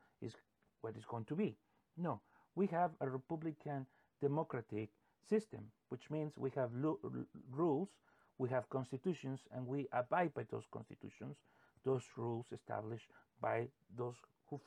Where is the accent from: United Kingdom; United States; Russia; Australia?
United States; we as American citizens